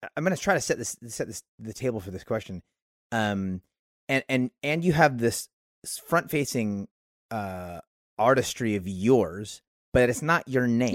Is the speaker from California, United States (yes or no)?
yes; Oakland, California, United States; also born or lived in Martinez, California; I was born in Oakland, California. Grew up here.